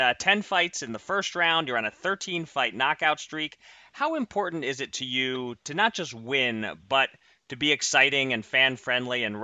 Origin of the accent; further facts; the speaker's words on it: Philadelphia, Pennsylvania, United States; I'm from Philly